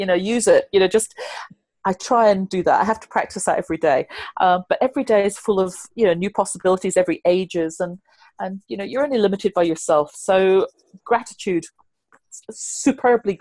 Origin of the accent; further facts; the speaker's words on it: United Kingdom; I'm so British